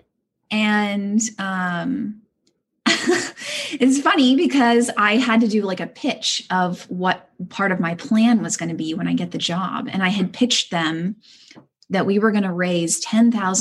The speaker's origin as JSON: {"language": "English", "town": "Houston", "region": "Texas", "country": "United States", "moved": "as an adult", "lives_now": "Los Angeles, United States", "said": "I am from Houston, H-Town."}